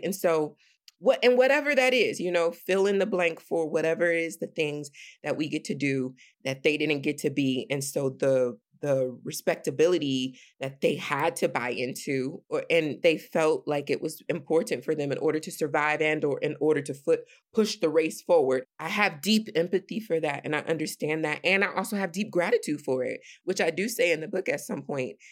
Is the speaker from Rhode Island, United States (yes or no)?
no; Sandusky, Ohio, United States; I'm from Sandusky, Ohio, which is this predominantly white, when I was growing up, predominantly white